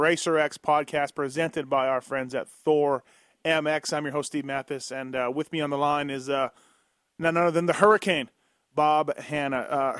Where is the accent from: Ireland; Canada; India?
Canada; I'm from Canada